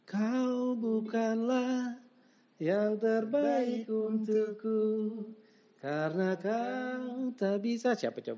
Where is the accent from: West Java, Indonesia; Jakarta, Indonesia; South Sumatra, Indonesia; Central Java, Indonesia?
Jakarta, Indonesia; Iya, gue sih sebagai anak Jakarta saat itu juga respect